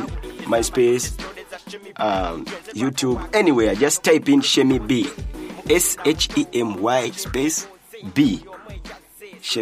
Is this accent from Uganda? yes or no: yes; Kampala, Central Region, Uganda; my hometown rapper, a Mutungo Bina rapper